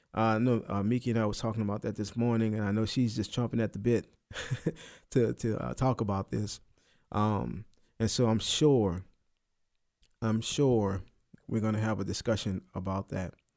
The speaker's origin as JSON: {"language": "English", "country": "United States", "said": "I'm American, I'm Christian"}